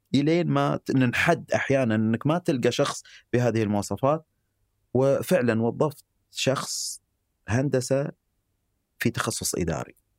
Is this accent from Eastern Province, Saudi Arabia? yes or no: yes; Eastern Province, Saudi Arabia; اني يعني من الشرقيه